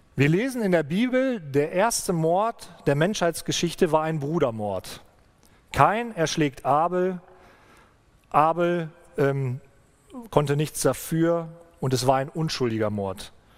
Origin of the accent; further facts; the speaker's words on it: Germany; bei uns in Deutschland